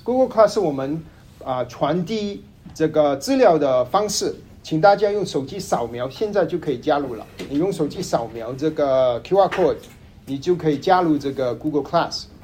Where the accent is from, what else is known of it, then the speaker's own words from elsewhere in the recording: Kuala Lumpur, Malaysia; also born or lived in Hainan (ancestral); now in Dallas, United States; 我的老家是吉隆坡，马来西亚，祖籍是海南